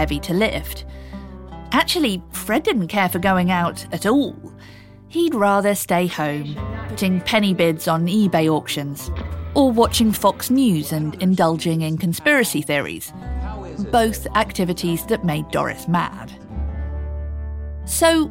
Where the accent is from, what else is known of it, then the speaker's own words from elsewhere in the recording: United Kingdom; accent: English; I'm British